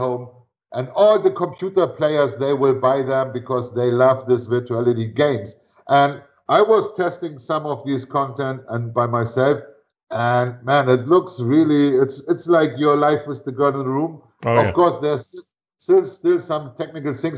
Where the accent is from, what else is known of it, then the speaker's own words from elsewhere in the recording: Northern Germany, Germany; moved away; also born or lived in Venezuela; I grew up on the Baltic Sea in north of Germany